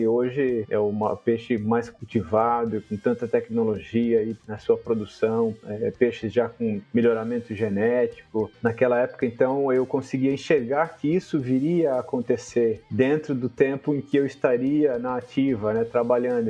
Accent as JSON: {"language": "Portuguese", "town": "Piracicaba", "region": "São Paulo", "country": "Brazil", "tie": "born or raised there", "said": "Piracicaba, onde eu sou nativo, né? Eu nasci em Piracicaba"}